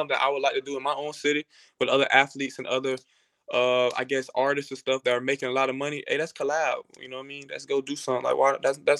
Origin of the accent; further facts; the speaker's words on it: Jacksonville, Florida, United States; I'm from Jacksonville, Florida. So if anybody knows about Jacksonville, it definitely could be a very, very tough city.